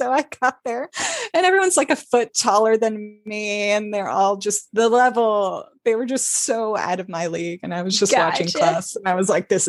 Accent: Florida, United States; And then I grew up in Florida and moved around a lot.

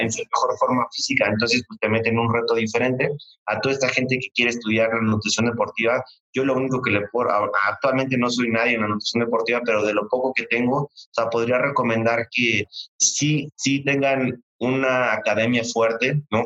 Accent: Mexico; como buen mexicano

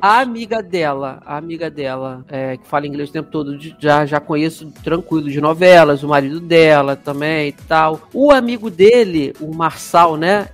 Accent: Rio de Janeiro, Brazil; accent: carioca

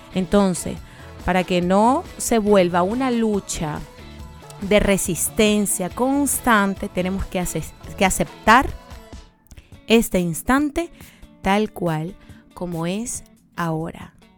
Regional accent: Maracaibo, Zulia, Venezuela; moved away; desde mi tierrita Maracaibo

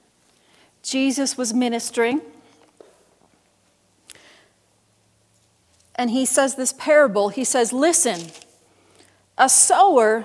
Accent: Buffalo, New York, United States; I grew up in Buffalo, New York

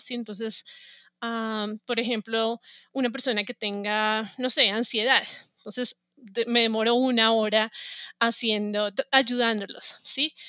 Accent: Bogotá, Colombia; moved away as an adult; now in United States; yo soy de Bogotá, ah, nací, crecí y estudié en Bogotá

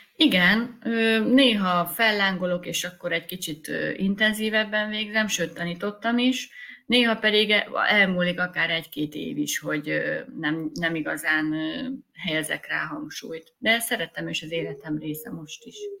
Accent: Sümeg, Veszprém County, Hungary; moved away as an adult; also born or lived in Budapest / Visegrád; költöztünk vissza a szülővárosomba.

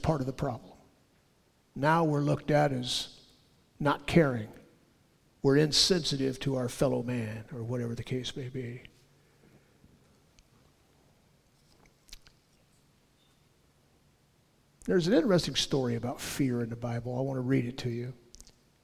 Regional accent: Southern California, United States; I was born and raised in Southern California

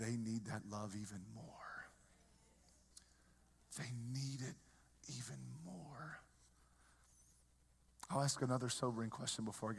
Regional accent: the South, United States; moved away; I grew up in the South. We love everybody down South.

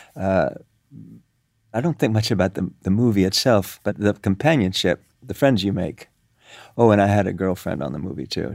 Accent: Cuba; moved away; also born or lived in New York; I grew up in Cuba.

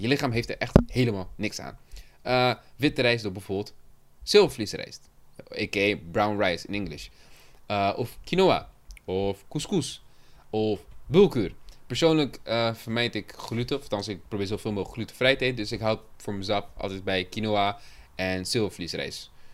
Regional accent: Cape Verde; het Capverdi waar ik vandaan kom

